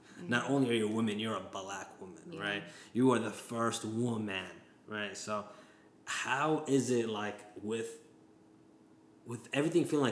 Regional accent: San Diego, California, United States; also born or lived in Washington metropolitan area (DMV); now in Washington metropolitan area, United States; I live in a very black area, the DMV, but I'm from San Diego

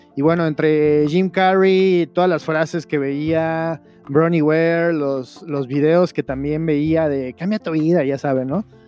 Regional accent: Veracruz, Mexico; moved away as an adult; also born or lived in Chihuahua / Mexico City / Querétaro; yo soy jarocho, yo soy de Veracruz

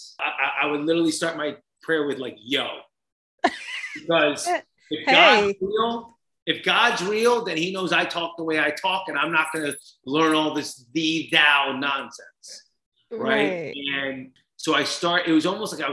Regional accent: New Jersey, United States; I grew up in Jersey.

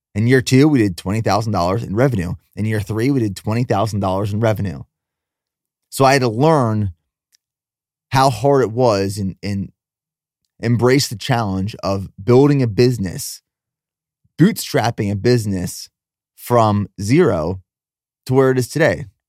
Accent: Pennsylvania, United States; also born or lived in Texas; now in Nashville, United States; I grew up in Pennsylvania, so I'm no stranger to snowstorms

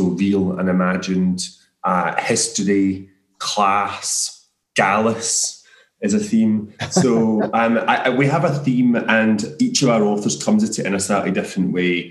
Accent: near Motherwell, Scotland, United Kingdom; I grew up just near Motherwell

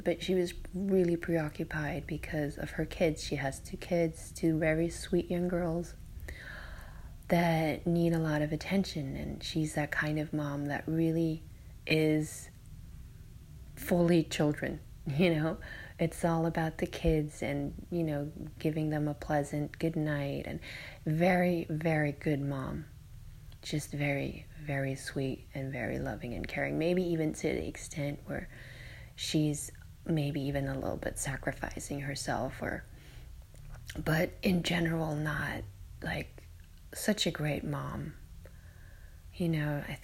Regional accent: Germany; I'm in my hometown in Germany and visiting relatives

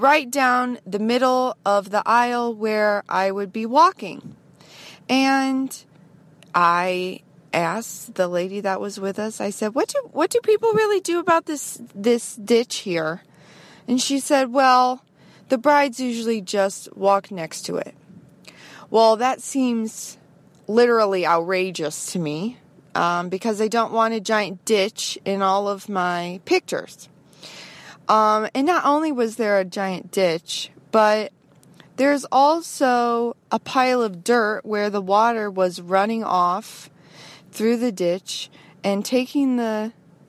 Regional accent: United States; I'm from the United States

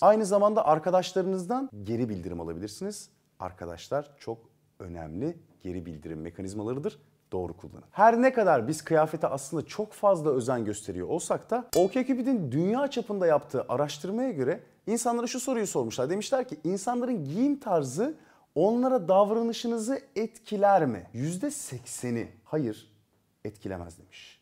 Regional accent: Turkey; biz Türkler olarak ve Akdenizliler olarak

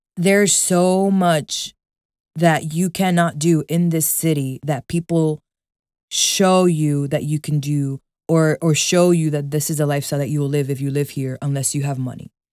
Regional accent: New York City, New York, United States; I was born and raised here

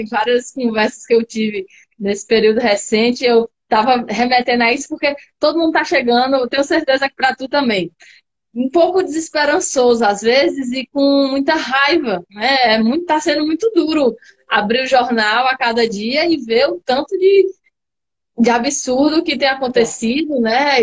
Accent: Natal, Rio Grande do Norte, Brazil; Eu sou aqui de Natal mesmo, tenho família cearense, quase toda a família cearense, mas sou de Natal

